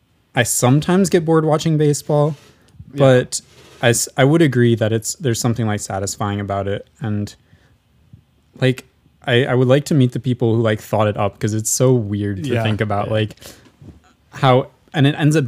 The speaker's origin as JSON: {"language": "English", "country": "United States", "said": "We're American."}